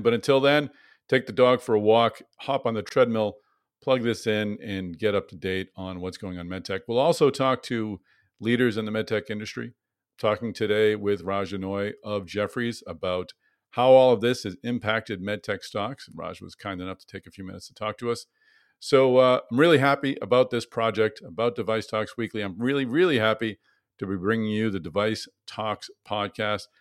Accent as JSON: {"language": "English", "town": "Boston", "region": "Massachusetts", "country": "United States", "tie": "born or raised there", "said": "in Boston, my hometown"}